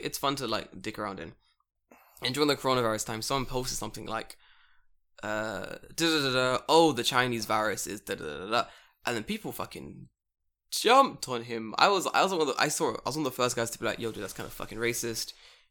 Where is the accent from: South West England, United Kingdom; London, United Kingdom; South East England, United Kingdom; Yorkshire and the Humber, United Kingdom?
London, United Kingdom; moved away as an adult; now in Japan; I'm from London.